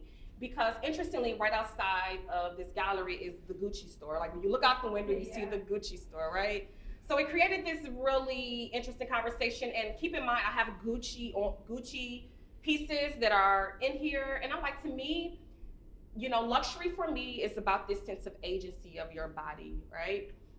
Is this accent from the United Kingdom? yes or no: no; Midwest, United States; growing up in the Midwest, like minks were essential, right? Because it's cold, it's cold up north.